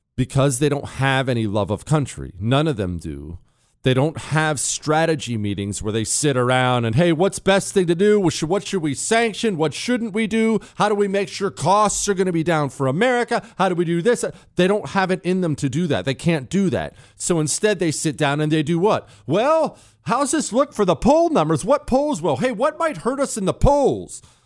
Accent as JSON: {"language": "English", "country": "United States", "said": "I'm an American"}